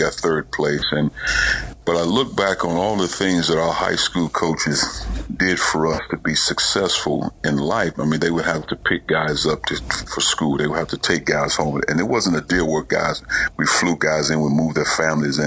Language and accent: English; East St. Louis, Illinois, United States; moved away; also born or lived in Indianapolis; growing up in East St. Louis